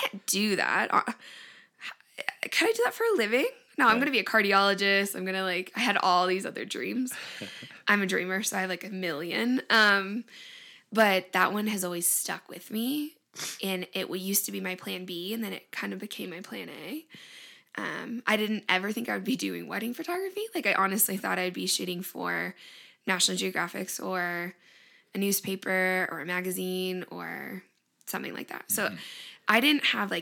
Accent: Findlay, Ohio, United States; moved away; also born or lived in Arizona; I was born in Findlay, Ohio, which is like northwest, kind of by Toledo, if you know where that is. We had a house growing up on the lake, on Lake Erie.

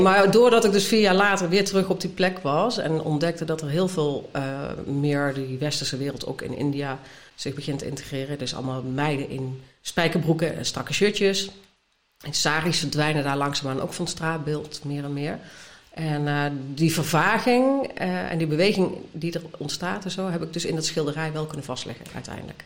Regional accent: North Brabant, Netherlands; moved away; ik kom uit Brabant van oorsprong

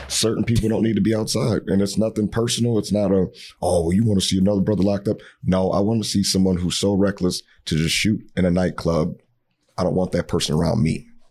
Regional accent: Cincinnati, Ohio, United States; now in Minneapolis, United States; I'm not from Minneapolis. I'm from Cincinnati originally, but I call this home.

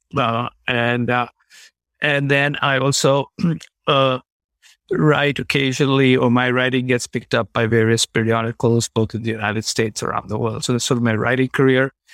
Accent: India; moved away as an adult; also born or lived in Chicago; I grew up in India

